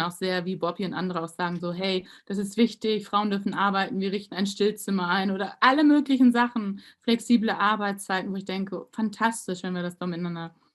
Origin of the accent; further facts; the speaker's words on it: Germany; dass wir als Deutsche, also ging so alle Emotionen so in mir